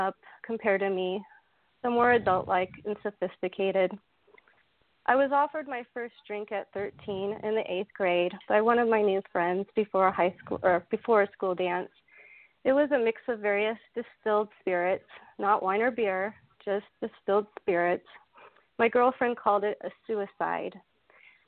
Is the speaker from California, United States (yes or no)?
yes; Marin County, California, United States; I was born and raised in Marin County, California, just north of San Francisco